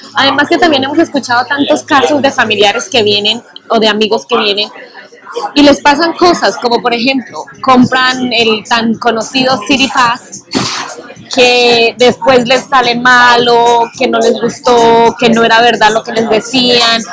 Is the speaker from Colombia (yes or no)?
yes; Colombia; now in New York, United States; nosotros somos colombianos